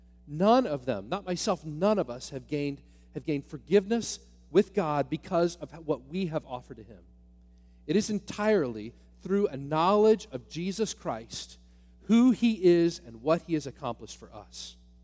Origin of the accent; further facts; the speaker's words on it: Northwest Ohio, United States; I grew up in Northwest Ohio near the home of the astronaut Neil Armstrong